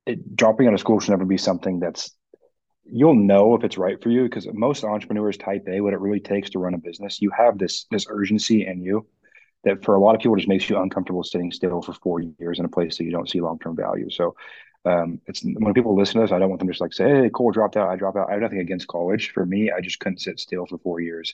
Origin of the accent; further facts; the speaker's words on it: Bellevue, Washington, United States; I was raised in Bellevue where your average price point is $1 million